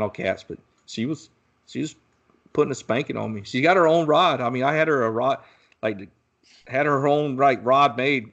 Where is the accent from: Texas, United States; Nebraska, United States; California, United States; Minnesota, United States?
Texas, United States; my hometown here where I live in Texas